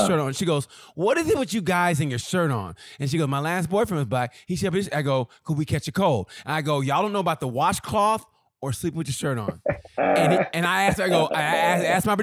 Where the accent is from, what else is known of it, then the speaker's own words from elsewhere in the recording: Muskogee, Oklahoma, United States; I'm from Muskogee.